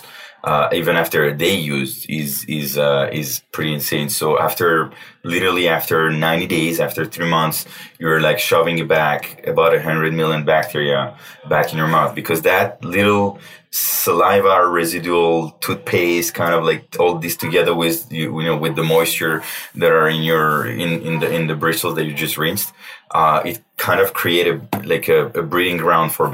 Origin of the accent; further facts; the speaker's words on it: Paris, Île-de-France, France; moved away as an adult; also born or lived in New York, United States / China; now in Los Angeles, United States; I'm born and raised in Paris for 20 plus years.